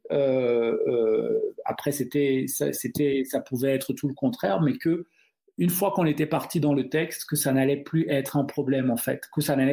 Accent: Cameroon; first language Duala; French is a second language; Donc le douala, c'est ma langue maternelle.

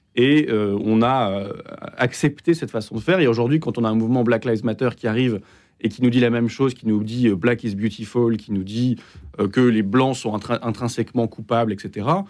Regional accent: United Kingdom; moved away; also born or lived in London / Exeter; j'ai grandi au Royaume-Uni

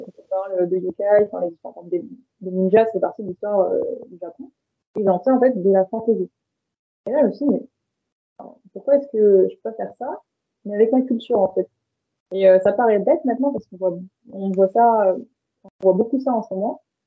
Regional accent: France; je suis née et j'ai grandi en France

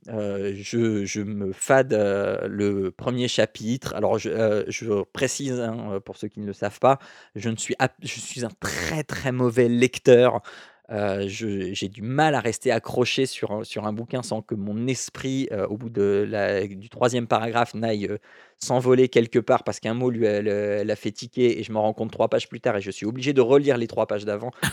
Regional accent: Picardy, Hauts-de-France, France; je viens de Picardie

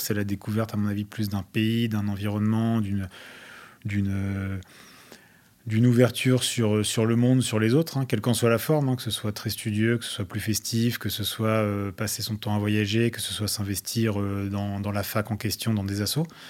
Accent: France; accent: French; also born or lived in Australia / Wellington, New Zealand; avoir un accent français n'a jamais été, a jamais été une peine ou quoi que ce soit là-bas

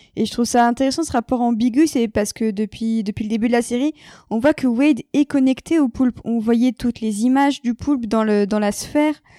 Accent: France; en tant que Française

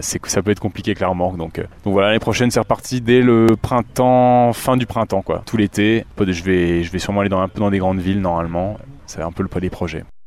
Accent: Bourgogne-Franche-Comté, France; j'ai vraiment grandi donc dans le Morvan. Je suis né dans le Morvan et j'ai grandi à la ferme.

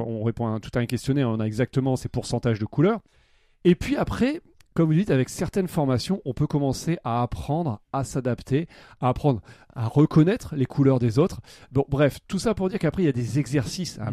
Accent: the North, Hauts-de-France, France; nous on est du Nord

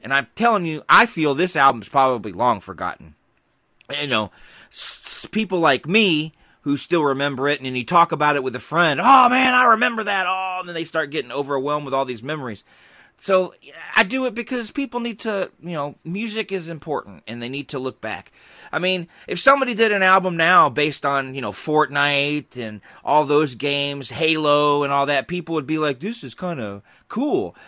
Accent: Georgia, United States; I grew up in Georgia. We had big yards

